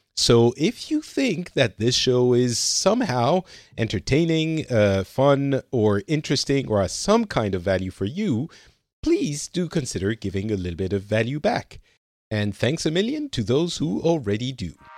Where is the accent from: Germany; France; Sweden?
France; now in Finland; i'm currently living in finland but I'm originally from France